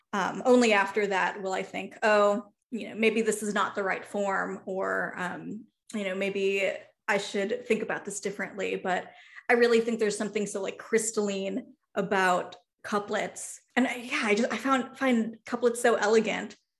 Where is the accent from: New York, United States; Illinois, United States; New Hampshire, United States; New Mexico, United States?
Illinois, United States; Chicago; moved away as an adult; the Chicago that I grew up